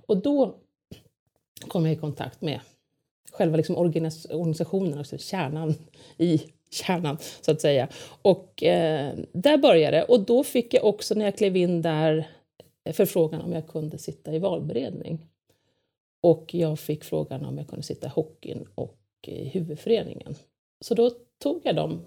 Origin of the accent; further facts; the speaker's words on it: Lidingö, Stockholm County, Sweden; jag är uppvuxen på Lidingö